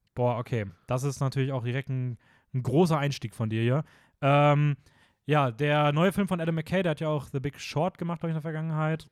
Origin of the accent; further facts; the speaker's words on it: Austria; bei uns in Österreich